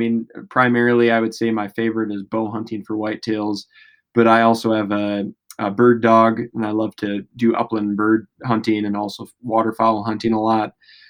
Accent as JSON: {"language": "English", "region": "Wisconsin", "country": "United States", "tie": "born or raised there", "said": "Well, I grew up in West Central Wisconsin, kind of right by the border of Wisconsin and Minnesota."}